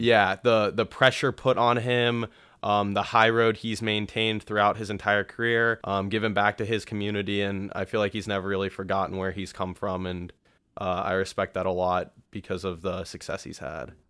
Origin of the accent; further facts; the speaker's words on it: Columbus, Ohio, United States; my hometown is right here in Columbus, Ohio. Uh, Buckeye born and raised